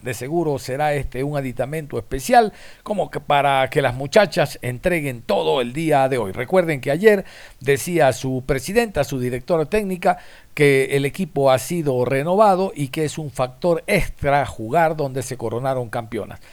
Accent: Ecuador; somos los ecuatorianos

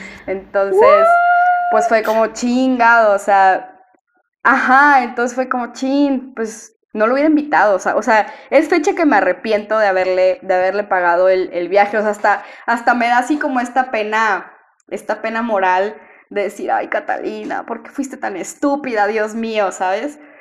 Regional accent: Monterrey, Nuevo León, Mexico; yo soy de Monterrey

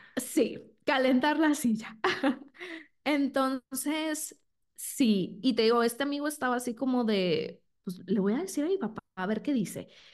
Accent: Sinaloa, Mexico; moved away as an adult; now in Guadalajara, Mexico; soy de Sinaloa, entonces ahí estuve cinco años, luego me vine a Guadalajara

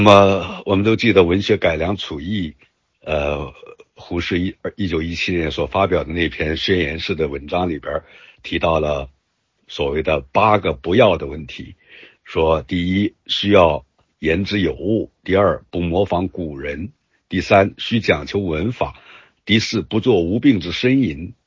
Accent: Yantai, Shandong, China; 我的家乡烟台市

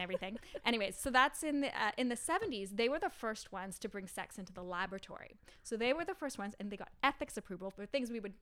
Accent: Ottawa, Ontario, Canada; I grew up in Ottawa

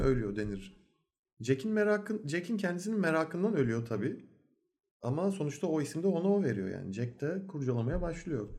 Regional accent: Turkey; Türk oğlu Türk olduğumuz için

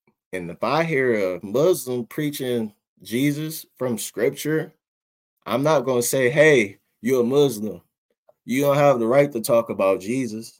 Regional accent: Detroit, Michigan, United States; growing up in Detroit, we have like one of the largest, or might be the largest mosque in the country

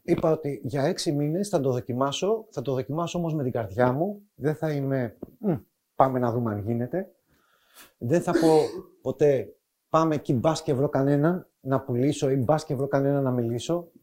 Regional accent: Athens, Attica, Greece; Έρχομαι από την Αθήνα, εκεί μεγάλωσα.

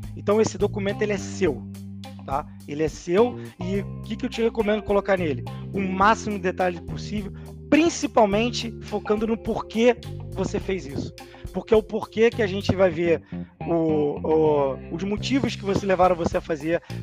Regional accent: Rio de Janeiro, Brazil; Que eu sou do Rio

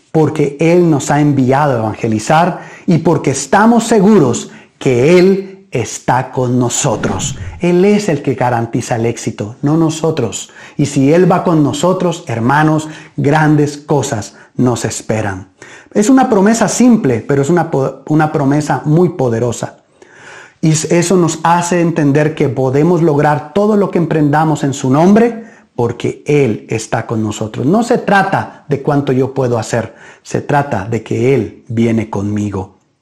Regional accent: Guatemala; nuestro país

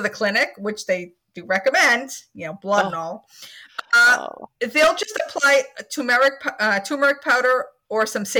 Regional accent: Scotland, United Kingdom; I'm Scottish.

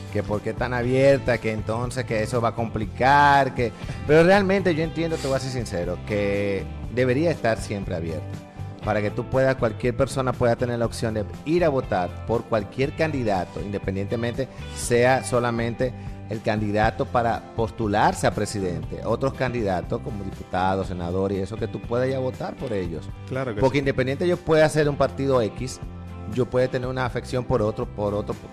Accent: Dominican Republic; es un derecho que nos corresponde como ciudadanos dominicanos.

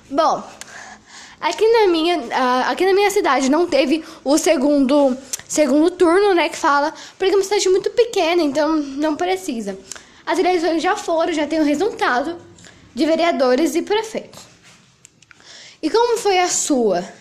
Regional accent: Brazil; Engraçado que eu sou brasileira, nunca fui para os Estados Unidos, não tenho money

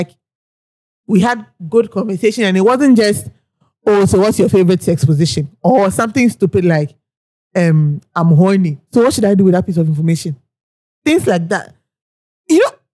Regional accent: Ghana; the things that annoy me about being Ghanaian

